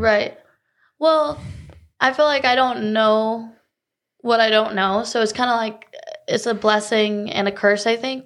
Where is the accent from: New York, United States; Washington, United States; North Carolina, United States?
North Carolina, United States; Cary; also born or lived in Chicago, Illinois; now in Charlotte, United States; I was born actually right outside Chicago, but I grew up in Cary, Raleigh, you know, the Triangle area